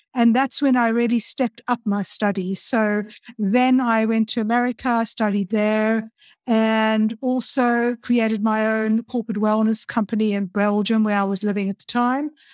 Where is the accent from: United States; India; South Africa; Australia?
South Africa; Cape Town, Western Cape; moved away; also born or lived in Stellenbosch; I'm originally from Cape Town in South Africa.